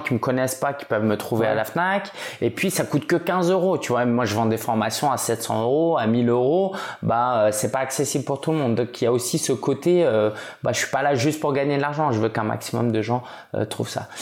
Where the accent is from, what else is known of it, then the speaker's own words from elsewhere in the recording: France; je suis français d'origine chinoise